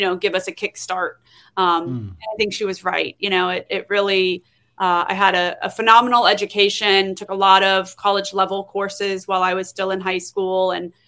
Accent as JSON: {"language": "English", "region": "Florida", "country": "United States", "tie": "born or raised there", "also_born_or_lived": "Miami, Florida / Orlando, Florida", "said": "I grew up in Florida. I am a Florida girl, but I grew up all over the state"}